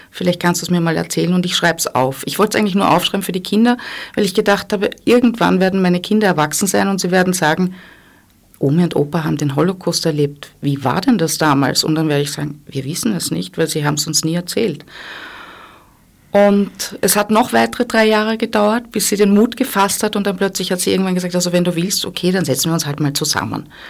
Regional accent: Dillenburg, Hesse, Germany; Ich bin in Deutschland aufgewachsen, ich bin in Dillenburg geboren. Das ist wahrscheinlich ein kleiner Ort.

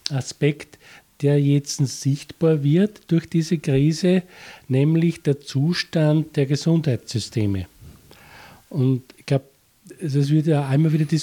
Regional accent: Austria; es ist vor allem das, was man bei uns in Österreich ganz äh, drastisch miterlebt hat

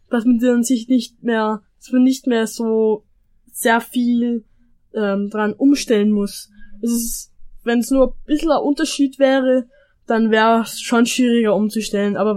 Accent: Austria; mir würd's eher ein bisschen nach Österreich ziehen, weil es einfach mein Heimatland ist.

